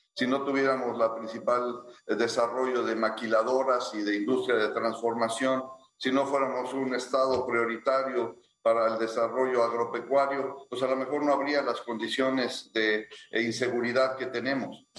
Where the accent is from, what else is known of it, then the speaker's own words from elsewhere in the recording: Ciudad Victoria, Tamaulipas, Mexico; los dos nacimos en Ciudad Victoria